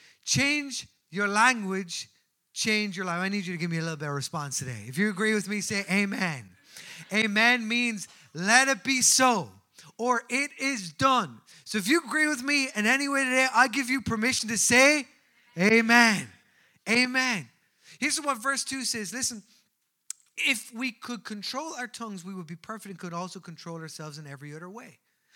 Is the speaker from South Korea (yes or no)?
no; Newbridge, County Kildare, Ireland; I grew up in Newbridge of County Kildare, and I was known as a Colchie.